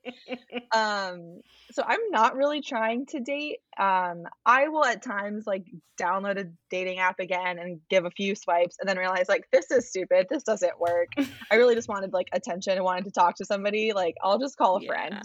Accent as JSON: {"language": "English", "region": "Arizona", "country": "United States", "tie": "born or raised there", "moved": "yes", "lives_now": "Richmond, United States", "said": "I live in Richmond, Virginia, which is a city that I have come to really, really love. And um, I didn't expect that. I grew up in Arizona"}